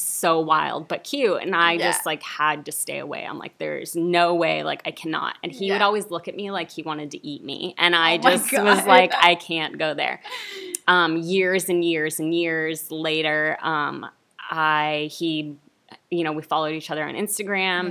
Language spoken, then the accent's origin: English; Santa Clarita, California, United States; now in Burbank, United States; I grew up, you know, in Santa Clarita